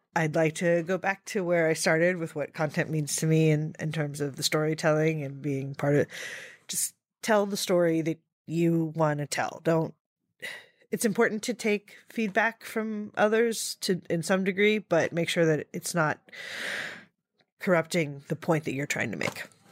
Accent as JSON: {"language": "English", "town": "Reading", "region": "Pennsylvania", "country": "United States", "tie": "born or raised there", "moved": "yes", "lives_now": "New York, United States", "said": "I grew up in Reading, Pennsylvania"}